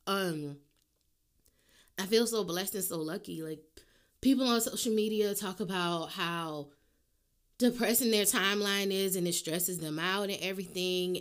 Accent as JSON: {"language": "English", "town": "New Orleans", "region": "Louisiana", "country": "United States", "said": "I'm from New Orleans"}